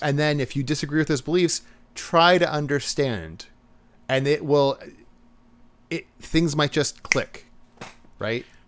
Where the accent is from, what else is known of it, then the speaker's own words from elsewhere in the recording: United States; we're American